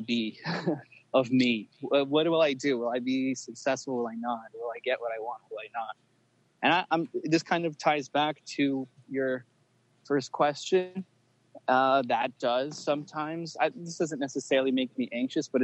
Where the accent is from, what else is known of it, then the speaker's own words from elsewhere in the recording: Los Angeles, California, United States; I was born in LA.